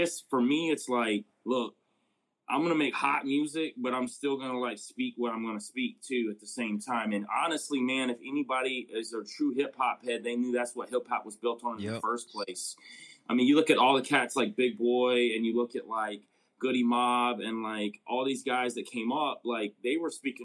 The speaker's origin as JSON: {"language": "English", "region": "Georgia", "country": "United States", "moved": "yes", "lives_now": "Cincinnati, United States", "said": "I'm originally from Georgia, but I live up in Cincinnati now"}